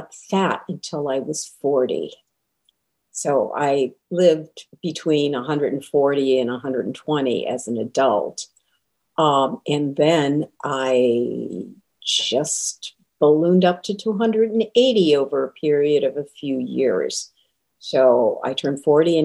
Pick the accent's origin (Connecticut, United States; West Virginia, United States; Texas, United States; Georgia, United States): Connecticut, United States; moved away as an adult; also born or lived in Western Massachusetts / Boston area; now in The Villages, United States; I was born in Massachusetts, Western Massachusetts, grew up in Connecticut, and spent most of my career in the Boston area